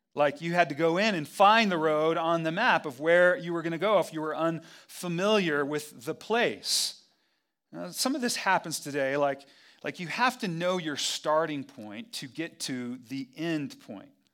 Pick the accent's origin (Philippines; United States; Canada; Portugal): United States; Albuquerque, New Mexico; I'm from Albuquerque, and I'm a pastor